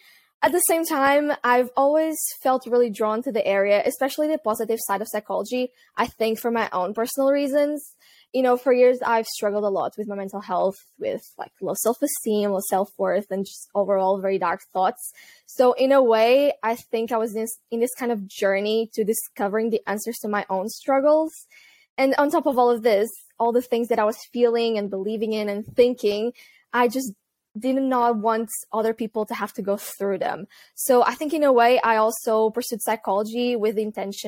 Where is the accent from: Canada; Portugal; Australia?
Portugal; moved away as an adult; also born or lived in United Kingdom / Netherlands; I'm originally from Portugal, but I moved to the UK when I was 18